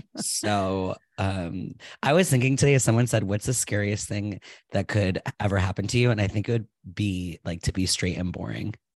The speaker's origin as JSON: {"language": "English", "region": "Rhode Island", "country": "United States", "tie": "born or raised there", "said": "I was born in Rhode Island on Valentine's Day in nineteen eighty-nine"}